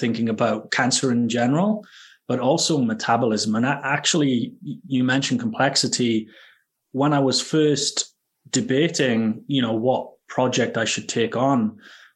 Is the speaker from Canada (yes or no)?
no; Wales, United Kingdom; moved away as an adult; also born or lived in Edinburgh, Scotland / Baltimore, United States; now in Scotland, United Kingdom; I'm from Wales originally. That's where I grew up.